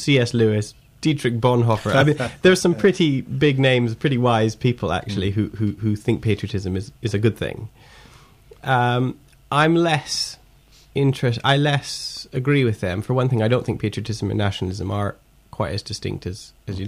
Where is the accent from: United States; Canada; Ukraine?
Canada; I'm Canadian. You know, I was born in Canada.